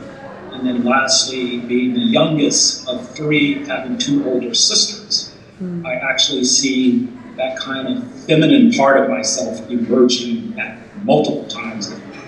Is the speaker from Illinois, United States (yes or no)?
no; North Carolina, United States; moved away as an adult; it took me a long time to kind of come to terms with being a Southerner, right? I grew up in North Carolina, but didn't live there. Once I turned 20, I haven't lived there since.